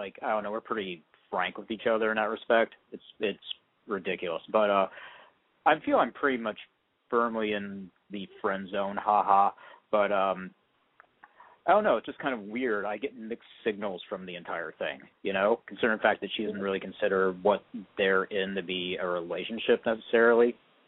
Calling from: Portland, Oregon, United States; I'm in Portland, Oregon, and I'm 42 years old.

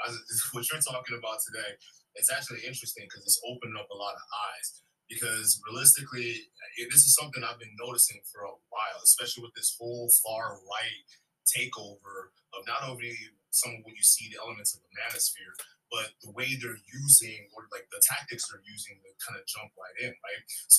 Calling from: Wisconsin, United States; from Wisconsin.

